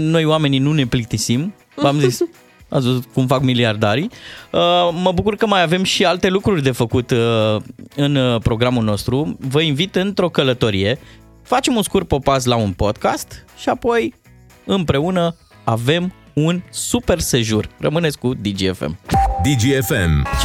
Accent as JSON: {"language": "Romanian", "region": "Moldavia", "country": "Romania", "said": "probabil că, fiind moldovean, mi-era dor"}